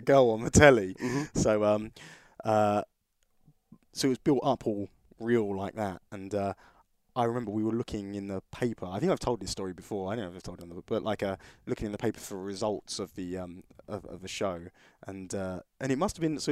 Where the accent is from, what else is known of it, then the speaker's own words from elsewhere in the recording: United Kingdom; being British